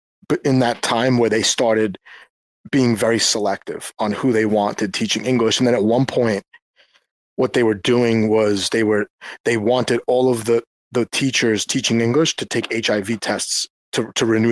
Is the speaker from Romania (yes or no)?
no; New York, United States; moved away; also born or lived in South Korea; I was from New York